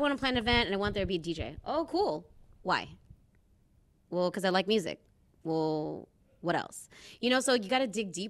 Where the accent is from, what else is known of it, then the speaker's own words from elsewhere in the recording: Philippines; More people need to know that this exists so that they can feel that pride in being Filipino too.